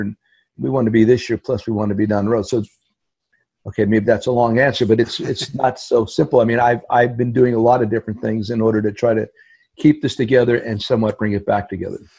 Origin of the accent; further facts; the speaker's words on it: Hazleton, Pennsylvania, United States; the Hazleton Integration Project in my hometown